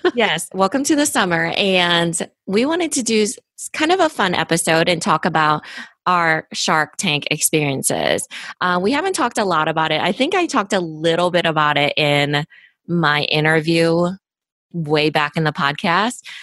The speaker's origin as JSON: {"language": "English", "region": "Iowa", "country": "United States", "said": "I'm from Iowa, small town person, immigrant"}